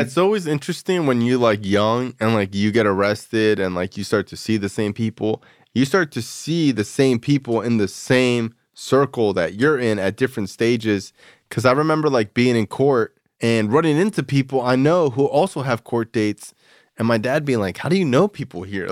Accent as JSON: {"language": "English", "region": "South Florida", "country": "United States", "tie": "born or raised there", "said": "growing up in South Florida"}